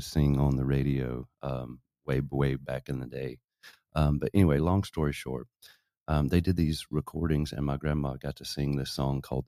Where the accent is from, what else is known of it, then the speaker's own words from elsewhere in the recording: Boonville, North Carolina, United States; moved away; also born or lived in Nashville, Tennessee; I was born in North Carolina